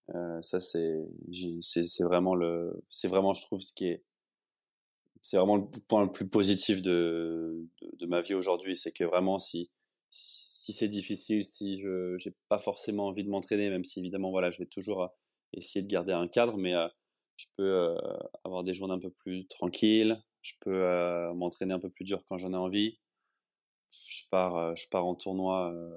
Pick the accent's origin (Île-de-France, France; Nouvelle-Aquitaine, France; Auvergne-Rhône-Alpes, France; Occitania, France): Île-de-France, France; Le Châtelet-en-Brie; moved away as an adult; also born or lived in Paris; now in Barcelona, Spain; la ville où j'ai grandi, au Châtelet-en-Brie, en, Seine-et-Marne